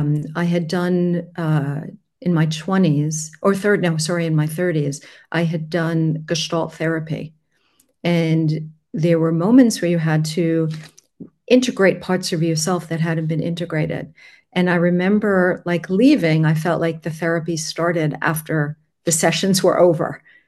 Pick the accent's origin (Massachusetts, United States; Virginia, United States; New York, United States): New York, United States; Long Island; now in Switzerland; I was born near the water. I was born on Long Island